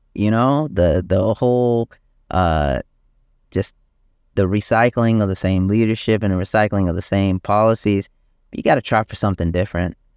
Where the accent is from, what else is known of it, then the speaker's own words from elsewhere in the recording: South Carolina, United States; moved away as an adult; also born or lived in Detroit, Michigan / Richland County, South Carolina; now in Virginia, United States; I was born in Detroit, Michigan, uh, but moved down to South Carolina when I was around seven years old, um, and was raised there